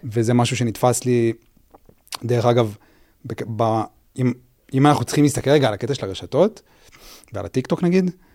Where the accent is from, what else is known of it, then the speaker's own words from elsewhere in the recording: Even Yehuda, Central District, Israel; also born or lived in Tel Aviv; גדלתי באבן יהודה